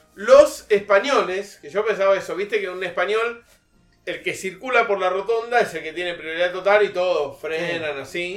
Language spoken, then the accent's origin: Spanish; Argentina; soy argentino